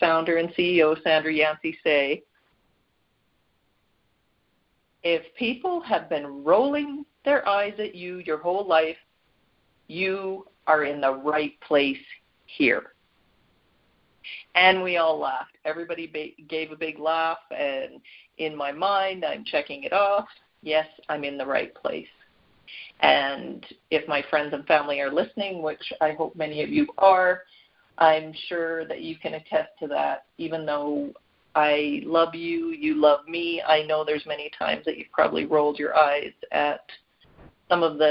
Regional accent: Canada; Canada, my home country

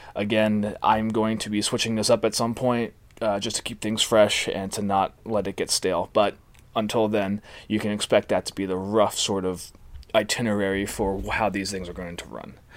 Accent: New Jersey, United States; moved away as an adult; also born or lived in Blacksburg, Virginia / Washington, D.C.; now in Los Angeles, United States; Born and raised in New Jersey, particularly the Jersey Shore

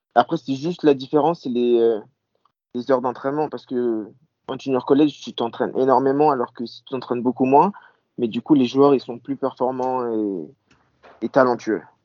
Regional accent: Normandy, France; now in United States; je suis, toujours le petit français qui vient de Normandie

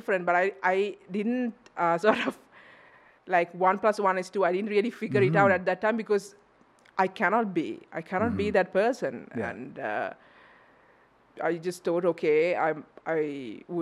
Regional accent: Sri Lanka; moved away as an adult; I'm originally from Sri Lanka.

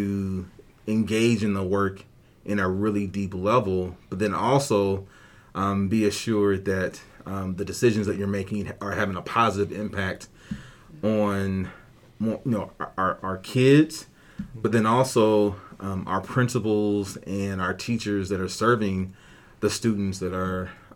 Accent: Indianapolis, Indiana, United States; moved away as an adult; now in Ankeny, United States; I'm originally from Indianapolis, Indiana. That's where I was born and raised

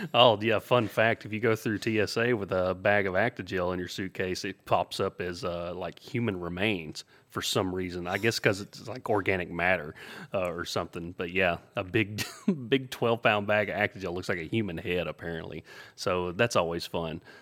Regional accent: the South, United States; He knew I was from the South. I grew up in the country, uh, grew up on a farm

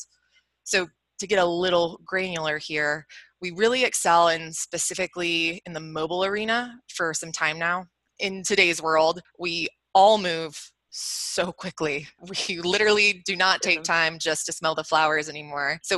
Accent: Atlanta, Georgia, United States; Born and raised in Atlanta, where our Assuresign headquarters are, right in Buckhead

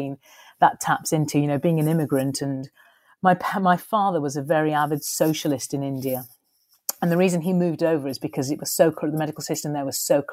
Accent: Skelmersdale, North West England, United Kingdom; also born or lived in Ormskirk / Liverpool / London; I was born and raised in a little northern working class town called Skelmersdale

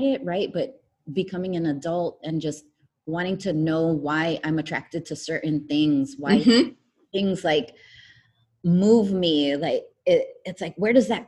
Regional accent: United States; Growing up with like immigrant parents was really difficult as an American child

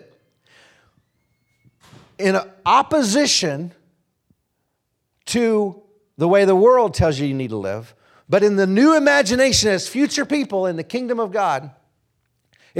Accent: Oklahoma, United States; moved away; also born or lived in Kansas; I was born in Kansas, but I grew up in Oklahoma

